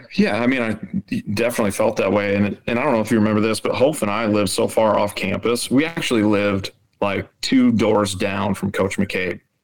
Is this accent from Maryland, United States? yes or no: no; Rapid City, South Dakota, United States; moved away as an adult; I grew up in Rapid City